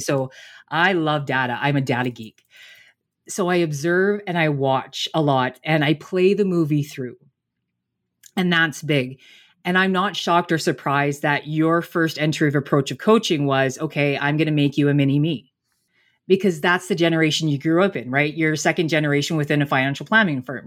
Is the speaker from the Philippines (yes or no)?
no; Canada; I'm Canadian